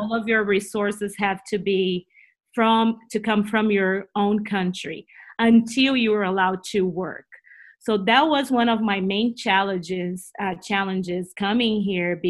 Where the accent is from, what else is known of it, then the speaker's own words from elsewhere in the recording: Brazil; accent: Brazilian; first language Portuguese; English is a second language; moved away as an adult; now in United States; We moved here 7 years ago from Brazil, so we're from Brazil. You will listen to my funny accent